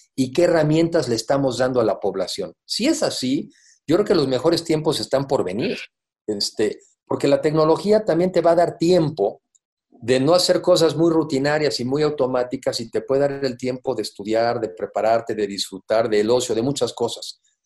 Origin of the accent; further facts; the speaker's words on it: Mexico; somos los mexicanos